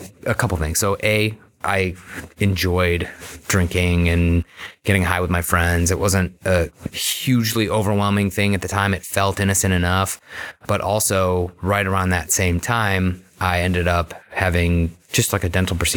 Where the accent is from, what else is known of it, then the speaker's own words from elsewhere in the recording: Beachwood, Ohio, United States; I grew up in Beechwood, you know, normal kind of upbringing